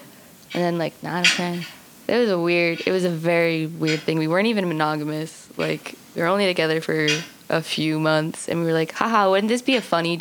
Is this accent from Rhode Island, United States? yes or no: yes; West Greenwich, Rhode Island, United States; I'm from West Greenwich, which is, like, backwoods rednecks.